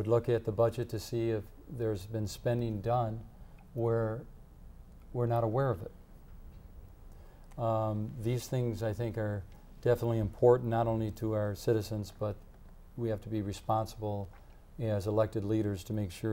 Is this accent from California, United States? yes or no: no; Madison, Wisconsin, United States; also born or lived in Fitchburg, Wisconsin; I'm a Dane County long resident. I grew up in Westmoreland. I moved to Fitchburg